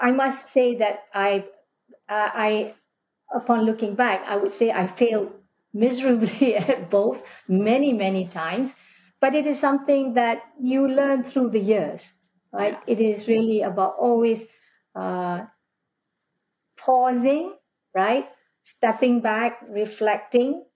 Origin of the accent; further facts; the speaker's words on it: Malaysia; moved away as an adult; I was born in a newly independent Malaysia. So, growing up in Malaysia, post-independence